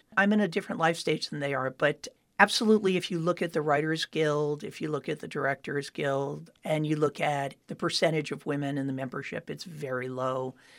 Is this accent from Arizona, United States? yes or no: no; Miami Beach, Florida, United States; moved away as an adult; now in Los Angeles, United States; I grew up in Miami Beach, Florida, where at that time there was very little show business